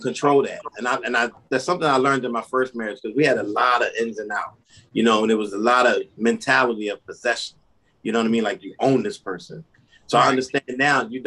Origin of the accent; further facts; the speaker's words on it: Philadelphia, Pennsylvania, United States; moved away as an adult; now in Virginia, United States; I'm originally from Philadelphia